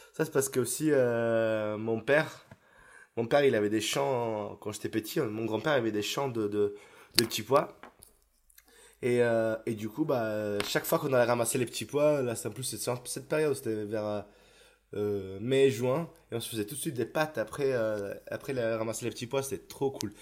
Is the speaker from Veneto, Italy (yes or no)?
yes; Isola della Scala, Veneto, Italy; French is a second language; moved away as an adult; now in Paris, France; Je viens dans un petit village à côté de Vérone, s'appelle Isola de la Scala, donc ce petit village de 9000 habitants, euh, où j'ai toute ma famille là-bas